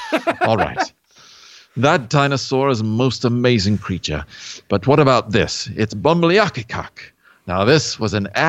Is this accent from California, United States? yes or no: no; Pennsylvania, United States; Because that's sort of an expression that I used when I was growing up in Pennsylvania.